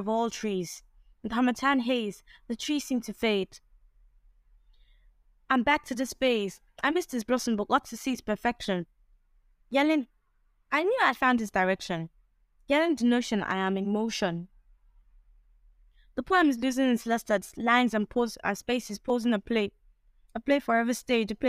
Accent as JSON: {"language": "English", "country": "Nigeria", "said": "I'm proudly Nigerian, I'm proudly African."}